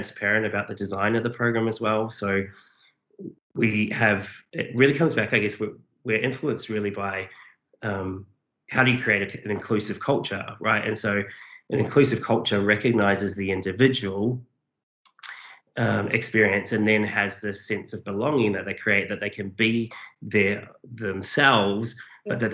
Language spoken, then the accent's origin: English; New Zealand; now in Australia; I'm a Kiwi, but I've lived here a long time.